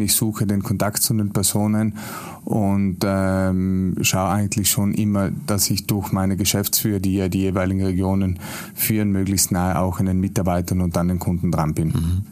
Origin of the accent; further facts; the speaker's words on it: South Tyrol, Trentino-Alto Adige, Italy; in meinem Heimatland, praktisch auch in Südtirol